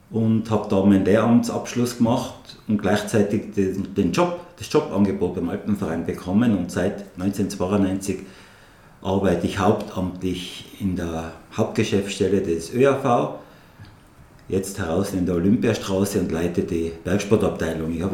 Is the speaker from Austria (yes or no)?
yes; Absam, Tyrol, Austria; now in Innsbruck, Austria; Geboren bin ich in Absam, wohnen tue in Innsbruck, jetzt schon seit 30 Jahren mit meiner Familie. Ich habe vier, vier Söhne, bin jetzt 64 Jahre alt worden